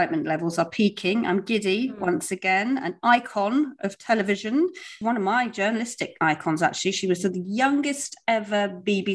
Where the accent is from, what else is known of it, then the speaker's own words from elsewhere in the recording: Cornwall, South West England, United Kingdom; moved away; I'm Cornish and I grew up in Cornwall.